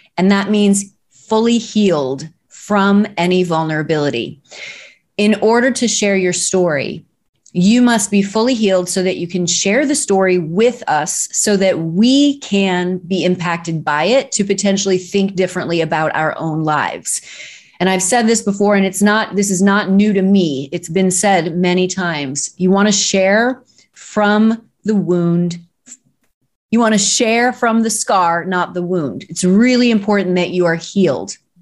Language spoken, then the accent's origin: English; Arnold, Missouri, United States; moved away; I'm from Arnold, Missouri, and I studied dance starting at age seven